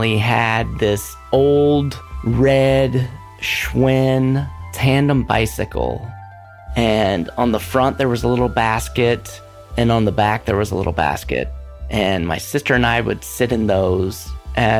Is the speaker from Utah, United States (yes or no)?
no; North Carolina, United States; now in Portland, United States; I am born and raised in North Carolina